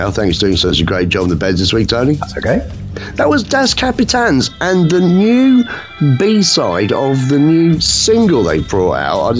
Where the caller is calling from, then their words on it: East of England, United Kingdom; I'm calling from the East. The kind of Norfolk, Norfolk Cambridgeshire border, but I call that the East.